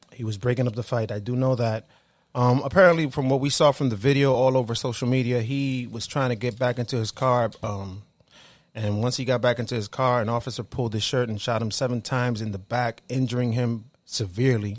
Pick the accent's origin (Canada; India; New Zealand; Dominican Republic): Dominican Republic; moved away; So we're all Dominican, right? We're all here from the Caribbean.